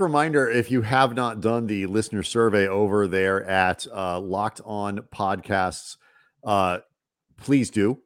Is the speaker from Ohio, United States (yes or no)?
no; St. Louis, Missouri, United States; moved away; growing up in Saint Louis